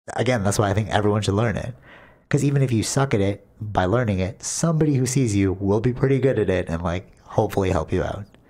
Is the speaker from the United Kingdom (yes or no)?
no; Canada; we, as Canadian